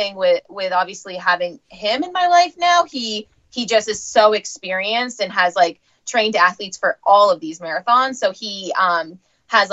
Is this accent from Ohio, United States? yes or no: no; Maine, United States; I'm from Maine, like New England